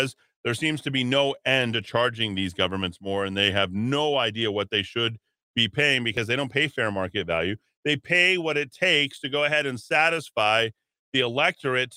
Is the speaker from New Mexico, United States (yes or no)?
yes; Albuquerque, New Mexico, United States; my hometown of Albuquerque